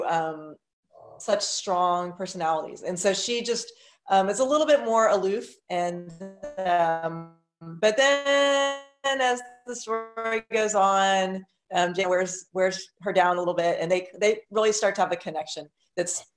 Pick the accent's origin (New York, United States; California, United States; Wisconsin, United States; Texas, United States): Texas, United States; Houston; I grew up near Buffalo Bayou, which is one of the the bayous that flooded in West Houston